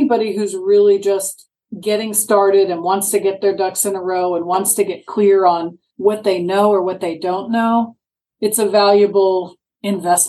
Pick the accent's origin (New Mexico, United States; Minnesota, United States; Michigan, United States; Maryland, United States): Maryland, United States; now in Sarasota, United States; I grew up in Maryland.